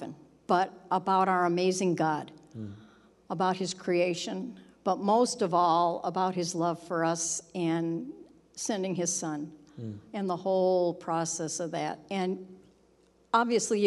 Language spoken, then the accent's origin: English; Southern California, United States; I grew up in Southern California